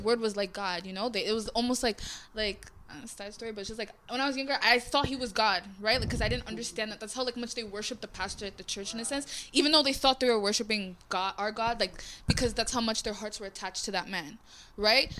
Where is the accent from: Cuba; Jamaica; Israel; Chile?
Jamaica; I'm Jamaican, like we do do that in Jamaica as well.